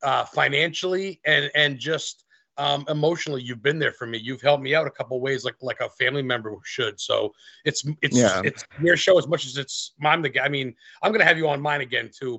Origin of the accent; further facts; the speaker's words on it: Lisbon, Maine, United States; I grew up in Lisbon, Maine